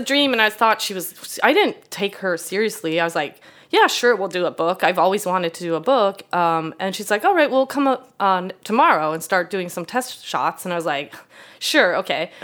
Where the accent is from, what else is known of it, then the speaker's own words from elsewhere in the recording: Sweden; English is a second language; moved away as an adult; also born or lived in Canada / Italy; now in United States; I grew up in Sweden where you're not supposed to be, like, boastful